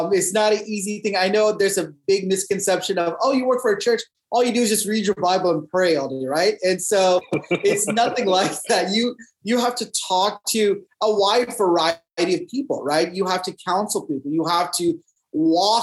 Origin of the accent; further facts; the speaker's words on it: Dallas, Texas, United States; I'm born and raised in Dallas, Texas.